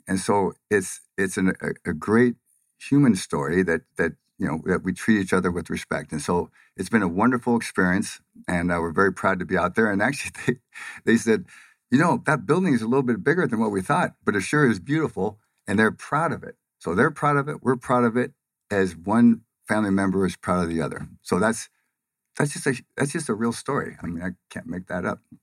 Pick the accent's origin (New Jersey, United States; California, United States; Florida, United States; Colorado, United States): California, United States; Pomona; moved away as an adult; now in Phoenix, United States; from Pomona, California, which is, uh, a, well, saying it's a lower middle class, uh, area is giving it a lot of credit